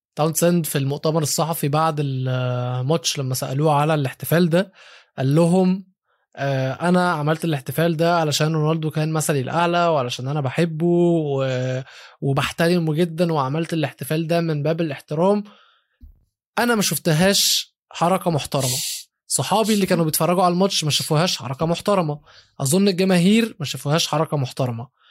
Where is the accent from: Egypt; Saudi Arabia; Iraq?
Egypt; بما اني عربي وبما اني مصري